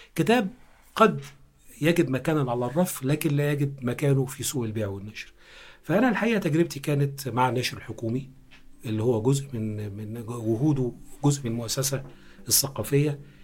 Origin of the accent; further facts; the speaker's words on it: Egypt; احنا مترجمين مصريين وعرب